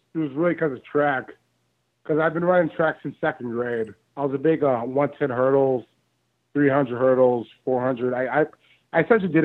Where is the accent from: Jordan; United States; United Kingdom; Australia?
United States; Dayton, Ohio; I'm from Dayton, Ohio